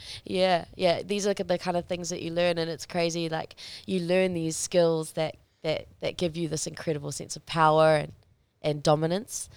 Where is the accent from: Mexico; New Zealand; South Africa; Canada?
New Zealand; I had grown up as a Kiwi kid